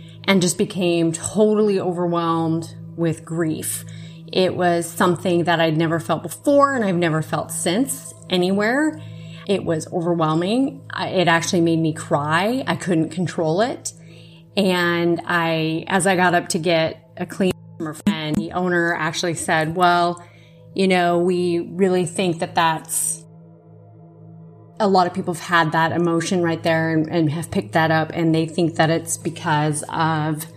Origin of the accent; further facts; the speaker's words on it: Iowa, United States; Born and raised in Iowa